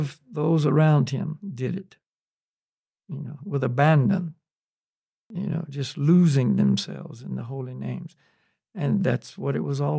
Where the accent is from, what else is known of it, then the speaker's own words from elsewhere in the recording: the South, United States; I grew up in the South, and there was, you know, black Christian churches and white Christian